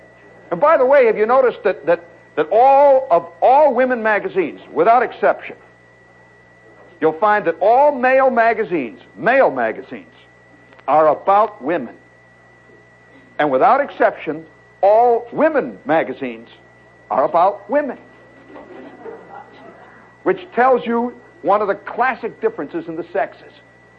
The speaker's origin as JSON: {"language": "English", "region": "Midwest", "country": "United States", "moved": "yes", "lives_now": "New York, United States", "said": "I come from the Midwest."}